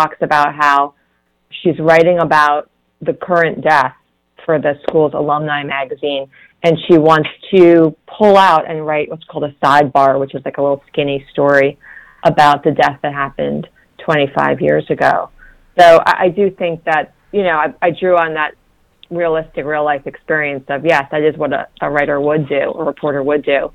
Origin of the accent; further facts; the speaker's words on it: New York, United States; now in Washington, D.C., United States; I grew up in New York